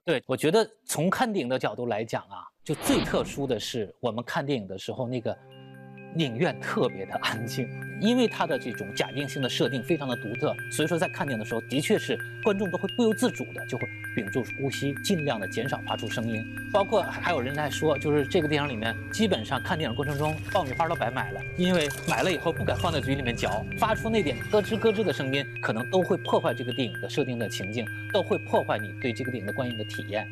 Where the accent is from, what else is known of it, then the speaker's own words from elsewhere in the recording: China; 我们中国人